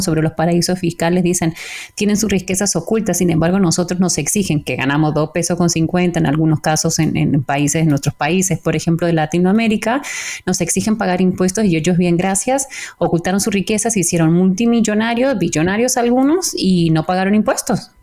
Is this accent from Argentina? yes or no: yes; Argentina; como decimos en Argentina